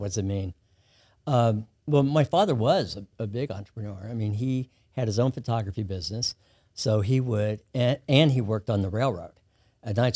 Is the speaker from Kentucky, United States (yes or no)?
yes; Kentucky, United States; moved away as an adult; also born or lived in Los Angeles; now in Baton Rouge, United States; I grew up in Kentucky